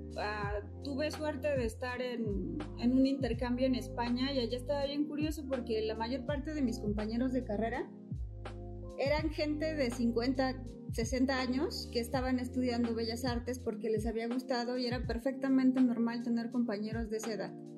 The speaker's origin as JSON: {"language": "Spanish", "region": "Oaxaca", "country": "Mexico", "said": "soy de Oaxaca"}